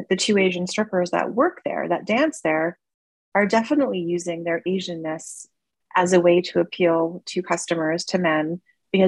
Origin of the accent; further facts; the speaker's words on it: Toronto, Ontario, Canada; growing up in Toronto